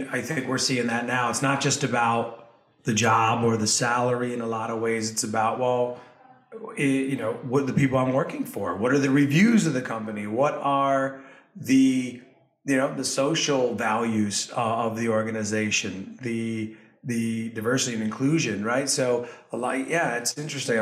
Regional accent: Westchester County, New York, United States; I'm originally from Westchester County

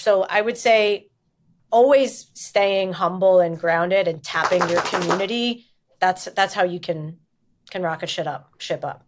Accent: New York, United States; also born or lived in New Jersey; technically, I'm from New York

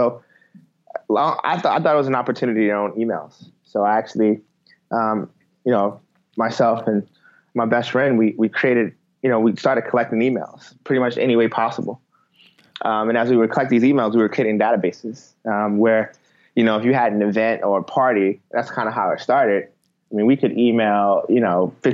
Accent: Baltimore, Maryland, United States; moved away as an adult; now in Cincinnati, United States; I'm originally from Baltimore. So I actually grew up in Baltimore.

